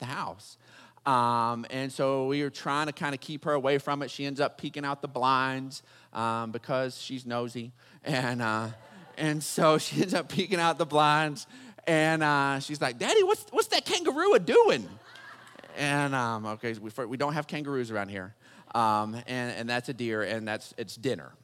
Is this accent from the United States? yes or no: yes; Texas, United States; growing up in Texas